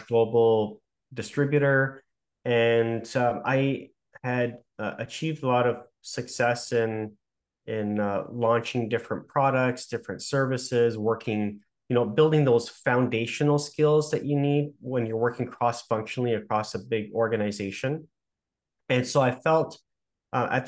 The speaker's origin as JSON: {"language": "English", "town": "Toronto", "region": "Ontario", "country": "Canada", "tie": "born or raised there", "said": "I'm from Toronto, born and raised"}